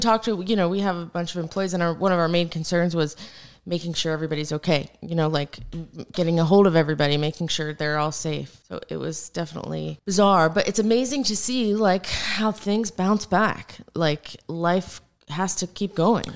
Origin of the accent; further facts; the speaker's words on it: Naples, Florida, United States; I'm born and raised in Naples, Florida. I'm like a proud Floridian